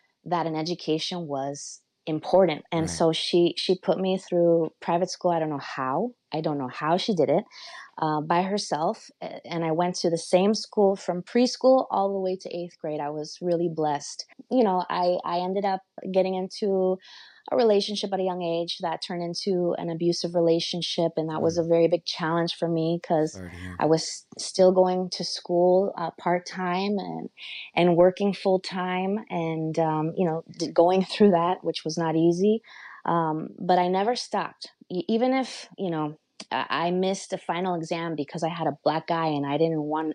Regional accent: Los Angeles, California, United States; also born or lived in Stockton, California / Mexico City (grandparents); And then they came back to Los Angeles, and my grandparents helped raise me

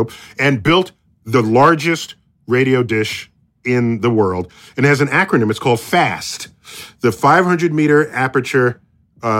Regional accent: United States; as an American

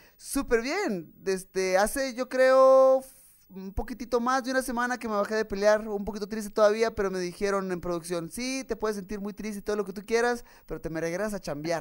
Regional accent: Tijuana, Baja California, Mexico; yo soy de Tijuana, soy de frontera

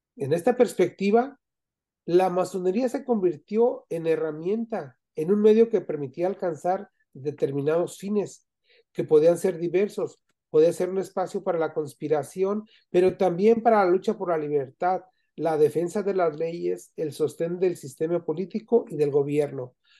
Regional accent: Zamora, Michoacán, Mexico; now in United States; yo que vivo en Estados Unidos, yo, yo soy de Michoacán, de Zamora, Michoacán, y tengo 46 años viviendo aquí en Estados Unidos

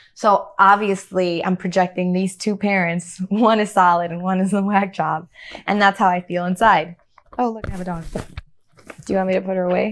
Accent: Chicago, Illinois, United States; growing up in Chicago, I felt isolated from my culture

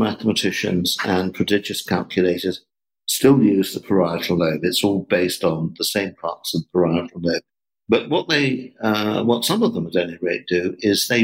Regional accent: England, United Kingdom; I was brought up in England

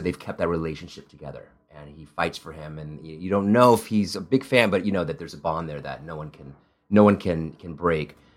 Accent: Midwest, United States; first language Italian; English is a second language; also born or lived in Spain / Italy; I grew up in the Midwest

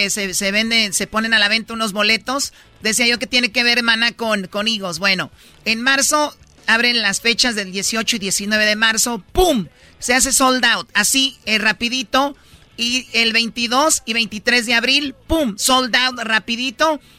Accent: Jalisco, Mexico; Bueno, digo, somos de Jalisco.

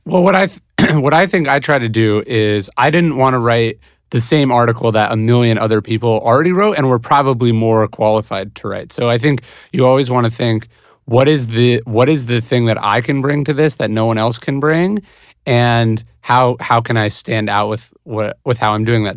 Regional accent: Placer County, California, United States; I grew up in Placer County, which is one of the most conservative districts in California

